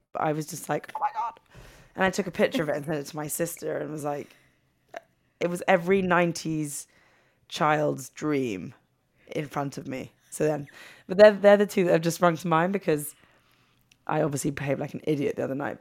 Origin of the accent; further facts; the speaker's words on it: England, United Kingdom; moved away as an adult; also born or lived in New York; we would hang out in New York as English people, not knowing anyone